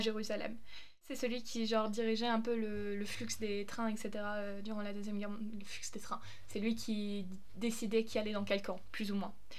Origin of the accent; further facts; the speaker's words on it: Germany; moved away; also born or lived in United States; je suis allemande